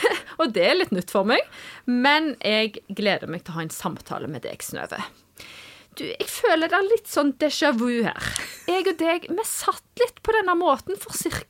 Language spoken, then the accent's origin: Norwegian; Vea, Norway; Jeg er eh, fra Vea